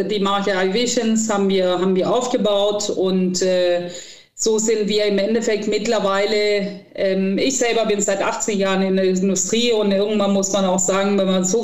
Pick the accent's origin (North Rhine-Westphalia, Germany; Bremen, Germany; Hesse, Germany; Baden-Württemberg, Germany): North Rhine-Westphalia, Germany; Cologne; Ich finde, das gehört als Kölnerin dazu.